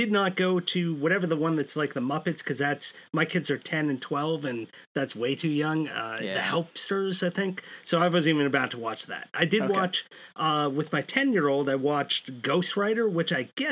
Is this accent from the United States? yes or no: yes; Massachusetts, United States; I'm from Massachusetts